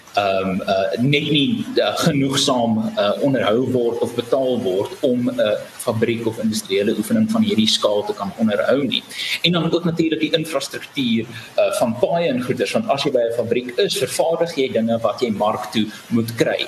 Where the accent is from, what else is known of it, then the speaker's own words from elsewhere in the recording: South Africa; As Suid-Afrikaners